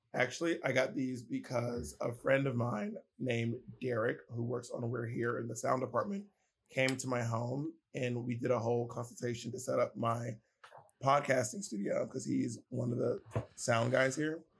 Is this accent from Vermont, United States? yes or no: no; Columbus, Georgia, United States; moved away; also born or lived in New York City; I grew up in Columbus, Georgia